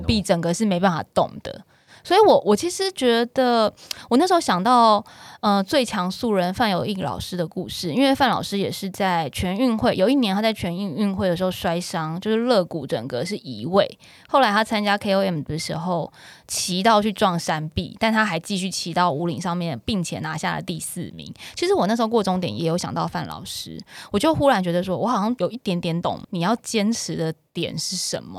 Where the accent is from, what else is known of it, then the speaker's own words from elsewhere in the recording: Taiwan; 我们台湾人